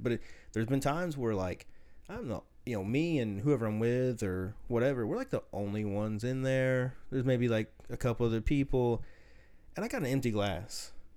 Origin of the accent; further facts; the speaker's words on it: the South, United States; accent: slight southern; I've always been told I have a slight southern accent